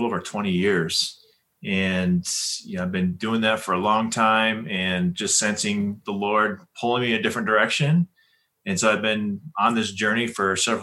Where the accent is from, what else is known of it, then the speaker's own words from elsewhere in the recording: northern Ohio, United States; moved away as an adult; now in Colorado, United States; I'm from Ohio, northern part of Ohio. And yeah, been there my whole life until college and came out to Colorado